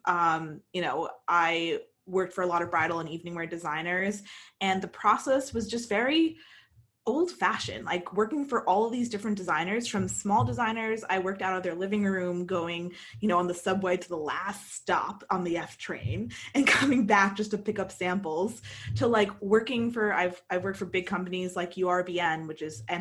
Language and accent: English; United States; moved away as an adult; also born or lived in London, United Kingdom; an American who grew up here, who is American